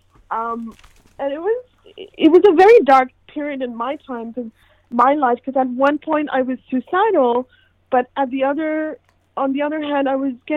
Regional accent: India; now in United States; I'm born and raised in India

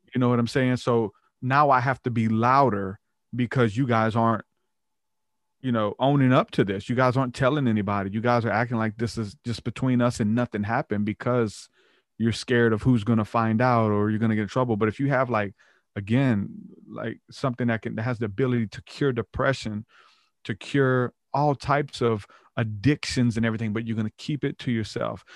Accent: the Bible Belt, United States; we're from the Bible Belt

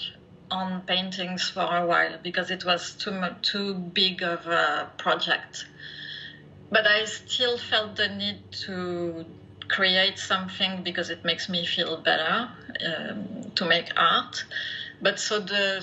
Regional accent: France; English is a second language; moved away as an adult; now in Canada; I am originally from France, as you can hear, probably. I've been living in Canada for the last 20 plus years

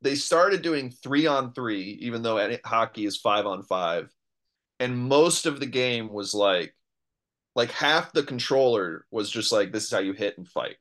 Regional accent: New York, United States; I grew up in New York

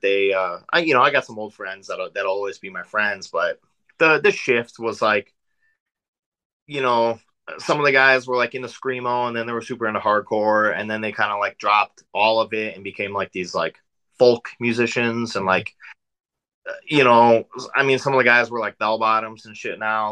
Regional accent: South Dakota, United States; moved away as an adult; also born or lived in Northwest Indiana; now in Indiana, United States; So I'm from South Dakota originally. Um, that's that's where I grew up. I lived there for 20, 21 years

